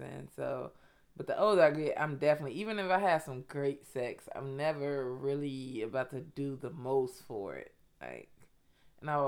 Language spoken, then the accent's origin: English; Chicago, Illinois, United States; When I grew up young on the West Side